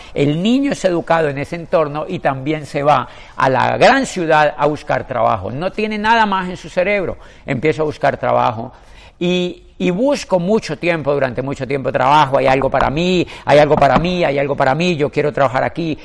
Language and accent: Spanish; Colombia; en mi país, en Colombia